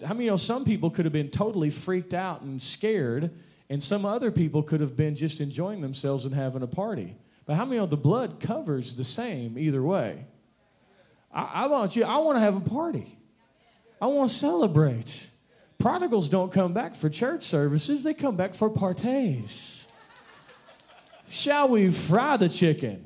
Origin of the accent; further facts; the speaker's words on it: Kentucky, United States; I'm from Kentucky